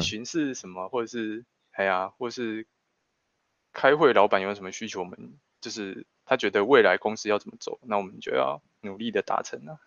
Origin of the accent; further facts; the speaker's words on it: Changhua County, Taiwan; 我们彰化这边的资源